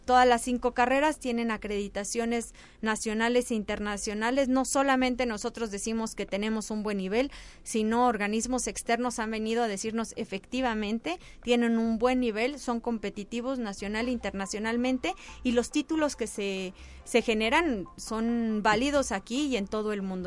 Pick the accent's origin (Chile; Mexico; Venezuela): Mexico